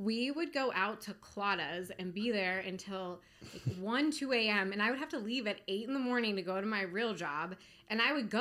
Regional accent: Montgomery County, Maryland, United States; moved away as an adult; now in Baltimore, United States; I grew up most of my life in Montgomery County.

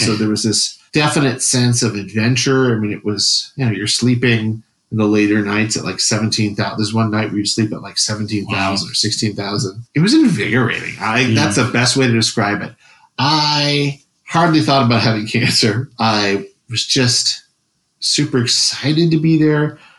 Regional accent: Wisconsin, United States; So I was from Wisconsin.

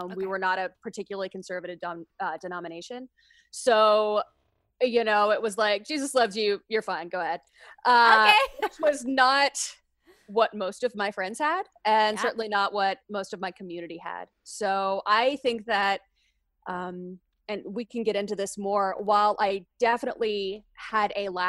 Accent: Kentucky, United States; I grew up in Kentucky. I lived, you know, all of my childhood through college years in Kentucky, but I had family in Louisiana.

